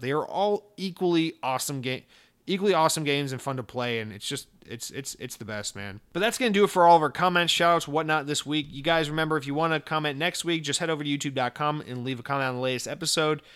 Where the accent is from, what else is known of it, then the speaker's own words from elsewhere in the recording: United States; me as an American